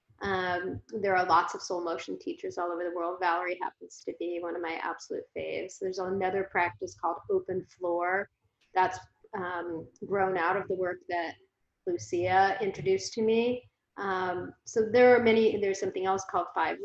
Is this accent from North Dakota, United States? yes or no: no; Phoenix, Arizona, United States; also born or lived in San Francisco Bay Area, United States; now in San Diego, United States; I grew up in Phoenix